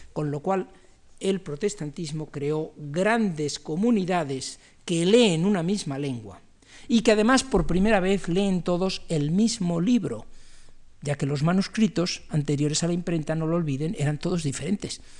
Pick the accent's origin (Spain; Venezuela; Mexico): Spain; como los españoles